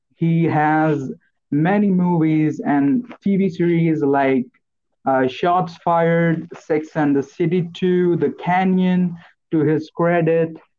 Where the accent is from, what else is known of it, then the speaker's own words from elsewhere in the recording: Marathi / India, Maharashtra, India; first language Marathi; English is a second language; my mother tongue, which is Marathi. then I speak Hindi, which is our national language